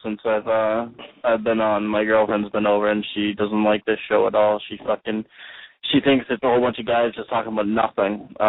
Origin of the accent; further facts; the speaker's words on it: Massachusetts, United States; I'm from Massachusetts.